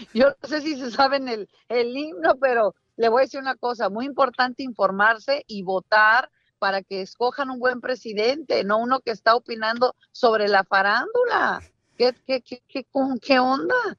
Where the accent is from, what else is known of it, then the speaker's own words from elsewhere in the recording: Mexico; moved away; una mexicana que vive fuera de, de, México